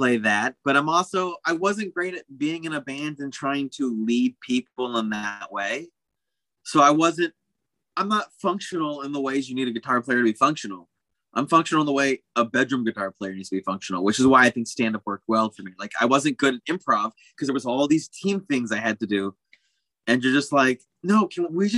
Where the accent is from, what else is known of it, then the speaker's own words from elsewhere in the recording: Arizona, United States; I grew up in Arizona